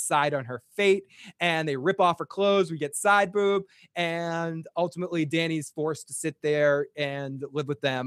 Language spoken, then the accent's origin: English; Boston, Massachusetts, United States; accent: Boston; my Boston accent.